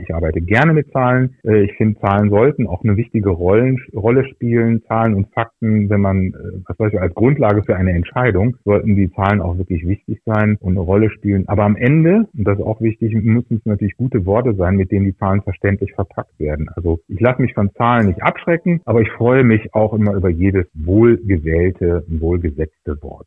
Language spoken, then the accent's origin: German; Aachen, North Rhine-Westphalia, Germany; moved away as an adult; also born or lived in Düsseldorf / Hannover; now in Nienburg, Germany; Ich bin in Aachen geboren und dort auch zur Schule gegangen, habe dort Abitur gemacht